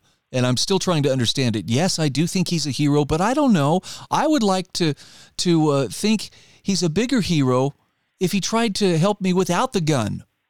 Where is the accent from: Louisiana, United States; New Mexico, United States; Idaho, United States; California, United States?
Idaho, United States; a lot of people who have found their way to my home state of Idaho